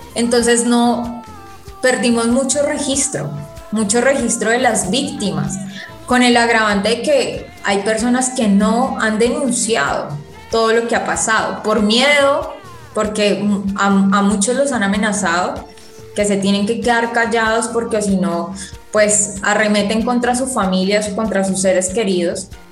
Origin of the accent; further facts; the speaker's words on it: Colombia; nos tienen subyugados como población colombiana